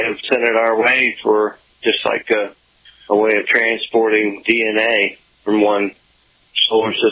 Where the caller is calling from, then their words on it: Ronceverte, West Virginia, United States; I'm from Ronceverte, West Virginia. I'm listening to looks like 97.3 out of White Sulphur Springs.